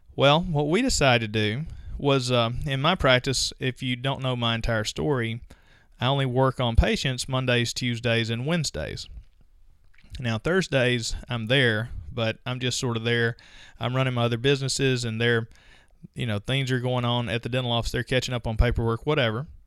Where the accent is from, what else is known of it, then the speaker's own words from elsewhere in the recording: Mississippi, United States; I'm from Mississippi